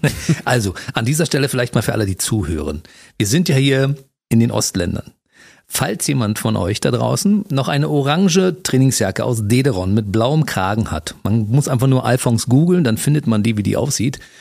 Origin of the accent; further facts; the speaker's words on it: Germany; bin Deutscher